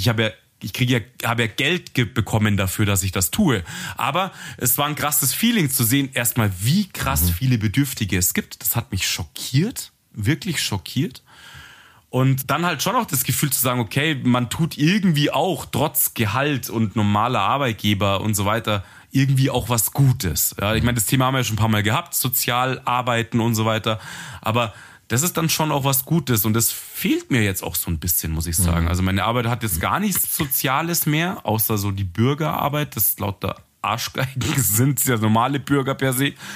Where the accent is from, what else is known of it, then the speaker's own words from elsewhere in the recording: Munich, Bavaria, Germany; wir sind ja ähm, Münchner